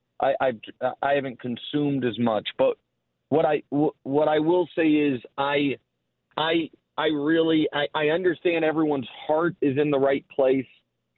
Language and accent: English; Kansas City, Missouri, United States; moved away as an adult; now in New York, United States; I'm from Kansas City. I lived there my whole life